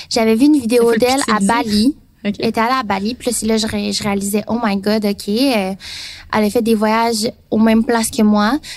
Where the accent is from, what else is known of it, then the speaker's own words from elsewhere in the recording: Taiwan; Puis dans mon cas, moi, je viens de Taïwan, qui fait partie de la Chine.